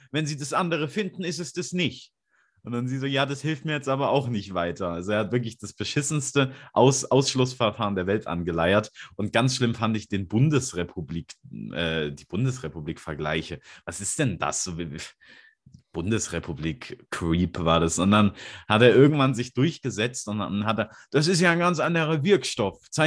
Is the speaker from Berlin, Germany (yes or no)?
no; Hamburg, Germany; Das sage ich 24 in Hamburg, wo ich herkomme.